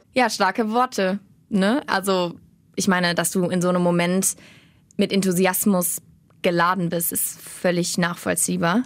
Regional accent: Rhein-Erft-Kreis, North Rhine-Westphalia, Germany; now in Cologne, Germany; Ich komme eigentlich aus dem Er-, Rhein-Erft-Kreis

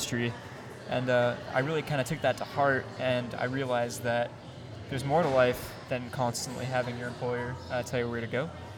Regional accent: Sacramento, California, United States; born there; I was born in Sacramento, California.

